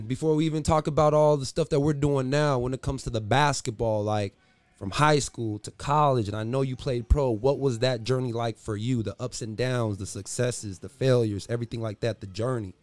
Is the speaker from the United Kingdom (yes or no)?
no; San Diego, California, United States; also born or lived in Los Angeles, California; I'm from San Diego. I came to Oskaloosa, Iowa to play basketball